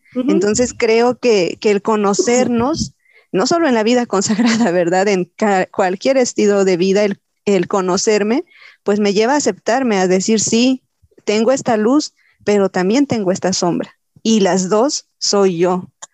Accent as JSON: {"language": "Spanish", "country": "Mexico", "said": "tenemos como cultura mexicana"}